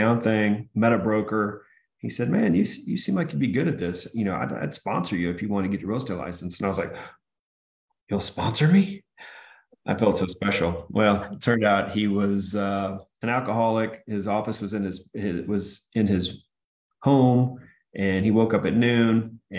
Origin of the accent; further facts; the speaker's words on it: Austin, Texas, United States; also born or lived in Michigan; I was initially in Michigan, and then 1981, we moved to Texas, and then just went to high school at Westwood here in Austin